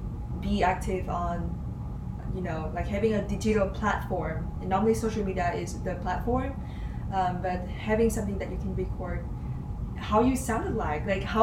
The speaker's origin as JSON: {"language": "English", "region": "Hanoi", "country": "Vietnam", "tie": "born or raised there", "also_born_or_lived": "Wisconsin, United States", "moved": "as an adult", "lives_now": "Cincinnati, United States", "said": "I was originally from Vietnam. That's where I'm from. I'm from a little town. Well, very little, but it's the capital, it's Hanoi, my dear hometown."}